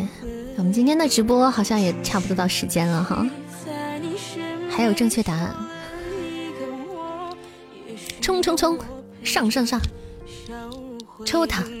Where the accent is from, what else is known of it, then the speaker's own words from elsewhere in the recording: Taiwan; 我们台湾人抽六点啊！